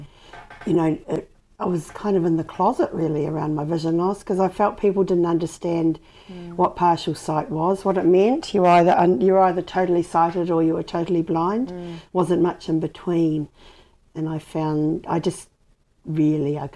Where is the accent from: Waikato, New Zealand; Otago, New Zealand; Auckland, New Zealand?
Otago, New Zealand; Dunedin; also born or lived in Wellington / England; I was born in Dunedin, yes, on the 1st of February 1966. I was born at Red Roofs, in Roslyn